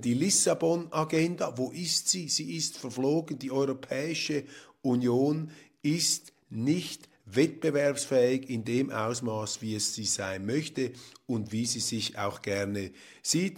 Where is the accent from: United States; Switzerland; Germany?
Switzerland; als Schweizer